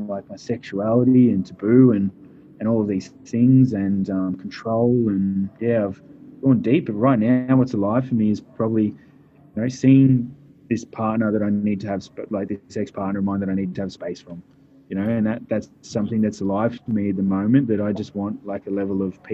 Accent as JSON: {"language": "English", "town": "Wangaratta", "region": "Victoria", "country": "Australia", "tie": "born or raised there", "moved": "yes", "lives_now": "Perth, Australia", "said": "Grew up in a small country town called Wangaratta, Victoria"}